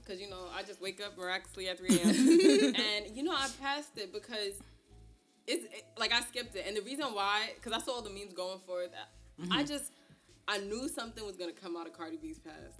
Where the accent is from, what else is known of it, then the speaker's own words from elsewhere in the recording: New York City, New York, United States; I grew up on Flatbush.